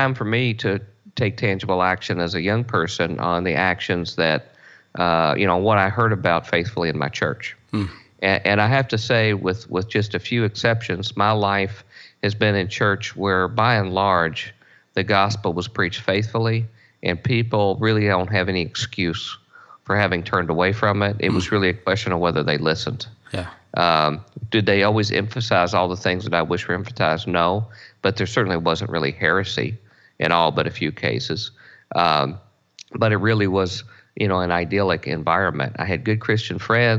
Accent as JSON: {"language": "English", "town": "Louisville", "region": "Kentucky", "country": "United States", "tie": "born or raised there", "said": "I grew up in Louisville, Kentucky, in a blue-collar family"}